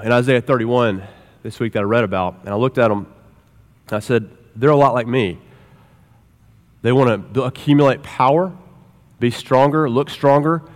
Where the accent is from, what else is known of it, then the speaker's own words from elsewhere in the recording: Oklahoma, United States; We're all Oklahomans.